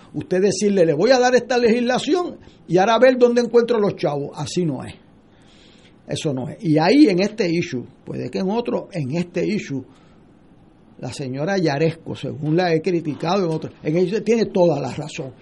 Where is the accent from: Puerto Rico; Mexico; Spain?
Puerto Rico; como puertorriqueño